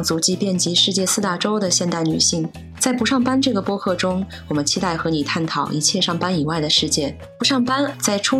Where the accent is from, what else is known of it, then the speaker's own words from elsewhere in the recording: Shanghai, China; moved away as an adult; also born or lived in Boston, United States / Hangzhou, China / New York, United States; now in Portugal; 我呃从小是出生在上海，成长在上海啊，十八岁的时候去了美国啊，在农村东北部的这个小农村啊上大学。上完大学之后，我就去了波士顿工作，在波士顿呢也住了好几年。